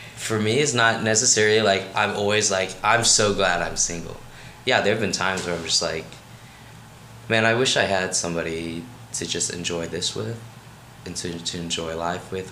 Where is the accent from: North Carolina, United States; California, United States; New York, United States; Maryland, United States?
Maryland, United States; Rockville; moved away; I'm from Rockville, Maryland